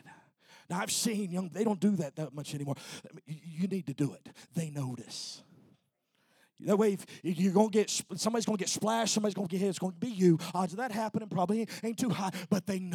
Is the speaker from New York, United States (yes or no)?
no; Texas, United States; I'm a Texan.